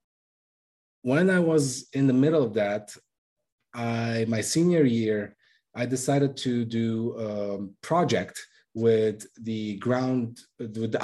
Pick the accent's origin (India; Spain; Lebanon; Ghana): Lebanon; now in United States; I'm originally from Lebanon